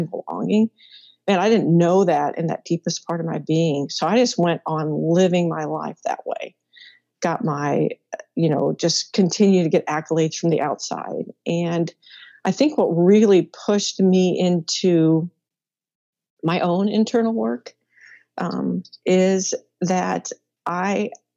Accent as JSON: {"language": "English", "region": "Midwest", "country": "United States", "tie": "born or raised there", "said": "I'm a Midwest girl, born and raised there"}